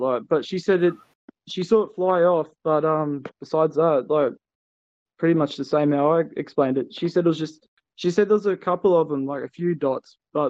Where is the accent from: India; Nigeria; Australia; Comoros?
Australia; Melbourne, Victoria; now in Cardiff, United Kingdom; I'm from Cardiff. I'm originally from Melbourne, Australia.